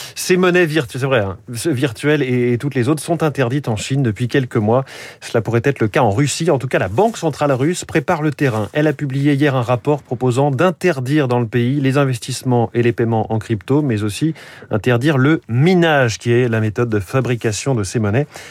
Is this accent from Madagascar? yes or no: no; France; chez nous en France